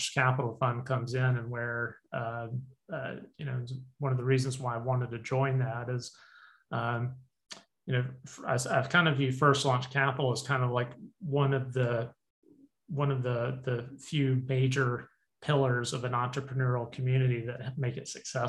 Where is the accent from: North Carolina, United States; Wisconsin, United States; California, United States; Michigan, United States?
North Carolina, United States; Winston-Salem; also born or lived in Greensboro, North Carolina; I am originally from the Triad. Grew up over in Winston-Salem out in the county.